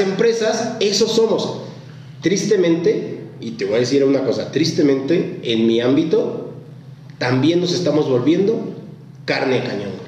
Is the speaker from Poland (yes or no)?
no; Mexico; Aquí en México